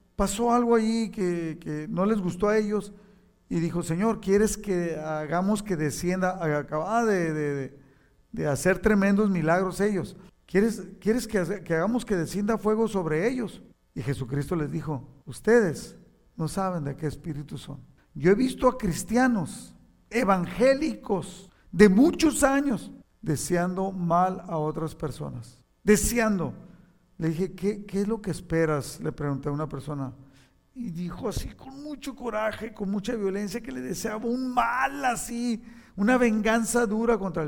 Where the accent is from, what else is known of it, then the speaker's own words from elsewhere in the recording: Mexico; now in United States; no le pertenezco a, México, no le aunque soy patriota y, ahora soy ciudadano de Estados Unidos